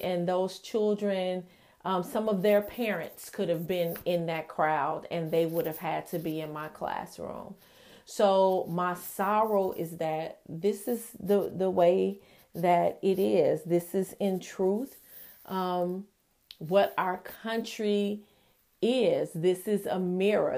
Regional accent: United States; America is my personal country of, of origin

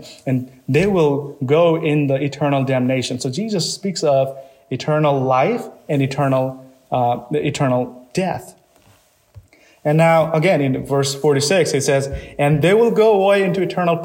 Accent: Nepal; moved away; I come from Nepal

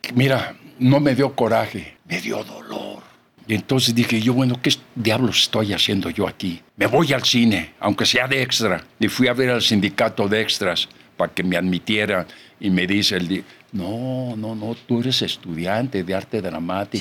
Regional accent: Celaya, Guanajuato, Mexico; moved away; Yo soy originario de Celaya

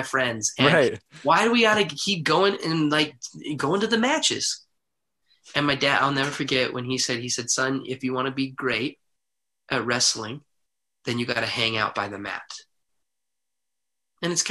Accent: Heber City, Utah, United States; I grew up in Heber City, Utah

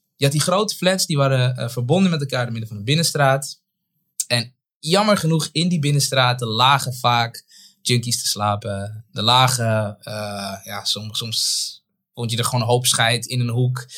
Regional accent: Zaandam, North Holland, Netherlands; also born or lived in Paramaribo, Suriname / Bijlmer, Amsterdam; op mijn achtste, negende ben ik verhuisd naar Zaandam. En daar ben ik echt getogen.

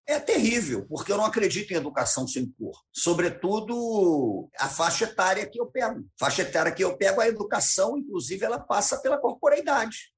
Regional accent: Rio de Janeiro, Brazil; Eu morei sempre no Rio de Janeiro, eu nasci no Rio de Janeiro.

